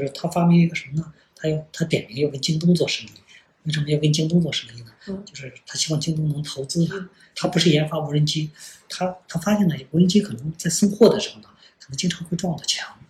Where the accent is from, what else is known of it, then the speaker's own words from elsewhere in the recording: China; 我们中国人